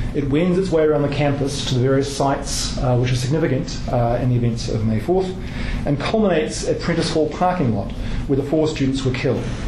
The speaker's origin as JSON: {"language": "English", "country": "New Zealand", "also_born_or_lived": "Kent, Ohio, United States", "moved": "as an adult", "said": "I'm from New Zealand. Um, I'd never been to the United States uh, prior to going there to do my PhD"}